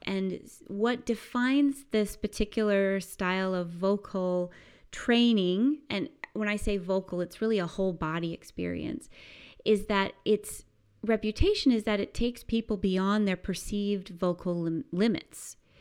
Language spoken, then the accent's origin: English; United States; growing up in the United States